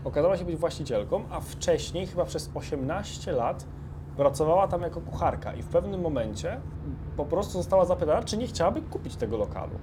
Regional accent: Poland; mówimy, że z Polski

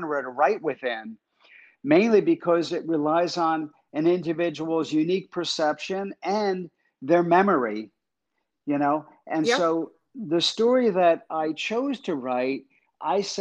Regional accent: Jersey Shore, New Jersey, United States; my mom was a single parent. She left my dad and we moved from North Jersey to the Jersey Shore

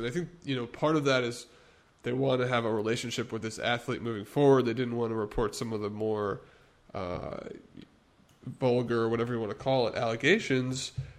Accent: Chicago, Illinois, United States; moved away as an adult; I'm from Chicago.

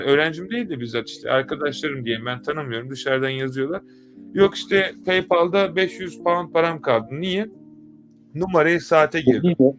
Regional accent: Turkey; bir Türk olarak

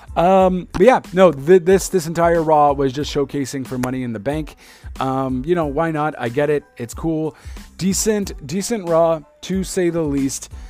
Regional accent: Montreal, Quebec, Canada; my hometown

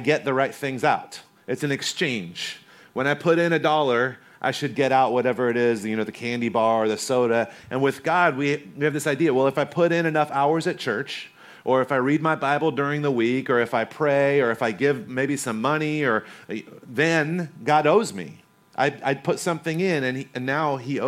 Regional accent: North Carolina, United States; moved away; also born or lived in Corona, California; I grew up in North Carolina

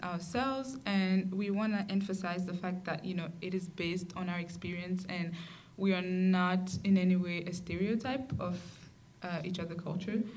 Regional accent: Burkina Faso; I'm from Burkina Faso

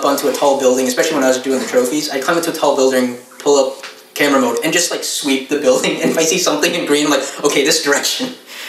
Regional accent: Philippines

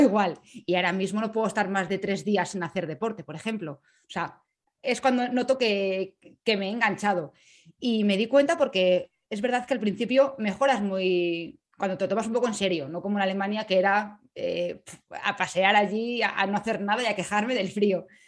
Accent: Madrid, Community of Madrid, Spain; moved away; also born or lived in Salamanca / Bremen; nací en Madrid

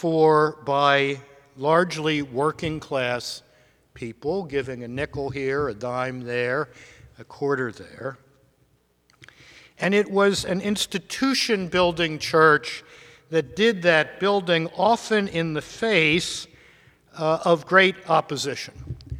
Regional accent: Baltimore, Maryland, United States; When I was a boy growing up in Baltimore up the road 60-some years ago

